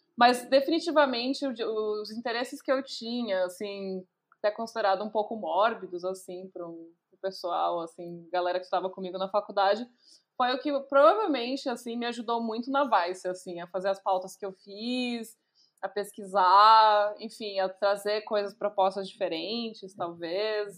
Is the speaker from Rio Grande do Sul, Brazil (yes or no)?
no; São Paulo, Brazil; eu sou nascida e criada em São Paulo, especificamente em Santa Amaro.